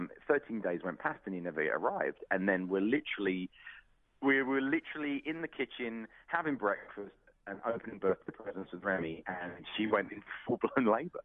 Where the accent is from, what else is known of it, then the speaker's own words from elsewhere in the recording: United Kingdom; moved away; being British